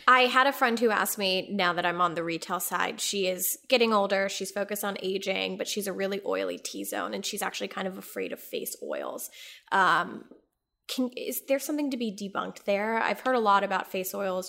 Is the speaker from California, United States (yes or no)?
no; Texas, United States; I grew up in Texas